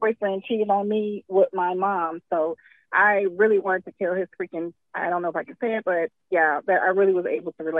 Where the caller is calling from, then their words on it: Houston, Texas, United States; Hi, this is … from Houston, Texas.